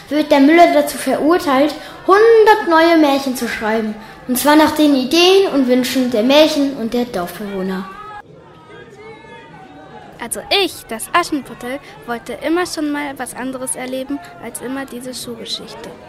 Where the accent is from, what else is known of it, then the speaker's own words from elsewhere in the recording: Hamburg, Germany; bin zehn Jahre alt und wir kommen aus Hamburg.